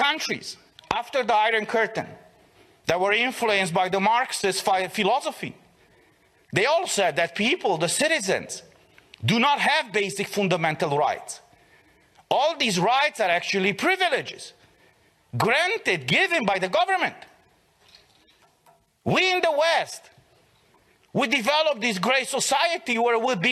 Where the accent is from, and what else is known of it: Romania